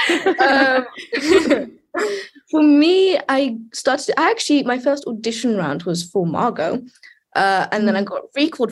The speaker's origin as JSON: {"language": "English", "country": "United Kingdom", "said": "I'm British"}